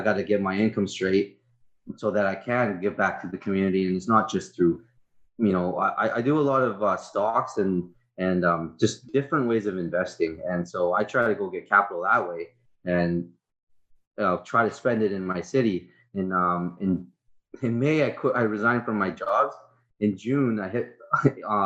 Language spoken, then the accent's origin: English; Prince Rupert, British Columbia, Canada; I was born and raised in Prince Rupert. Born and raised